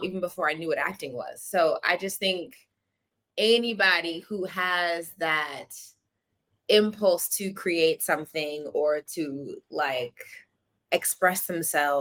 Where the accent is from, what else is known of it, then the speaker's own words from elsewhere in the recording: Atlanta, Georgia, United States; also born or lived in Bay Area; now in New York, United States; I'm from Atlanta, Georgia